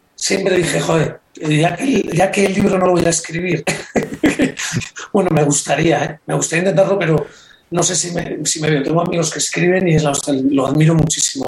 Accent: Reinosa, Cantabria, Spain; En un pueblo como Reynosa

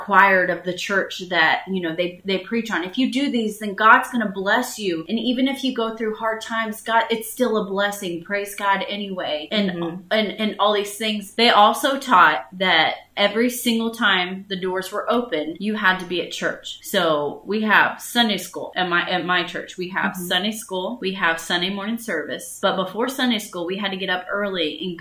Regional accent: the South, United States; we were raised in the South

